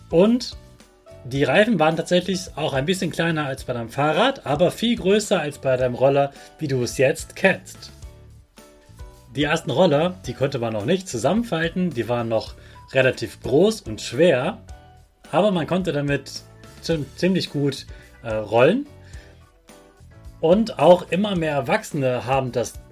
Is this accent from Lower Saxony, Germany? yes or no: yes; Hanover, Lower Saxony, Germany; dass eine ganz große Weltausstellung in meiner Heimatstadt Hannover war.